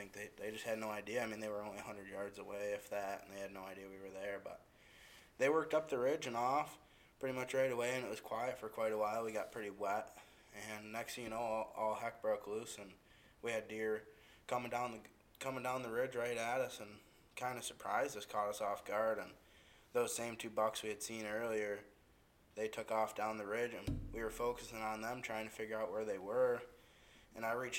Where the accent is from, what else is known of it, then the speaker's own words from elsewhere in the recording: Western New York, United States; moved away as an adult; now in Iowa, United States; I'm originally from Western New York, moved out to Iowa to go to school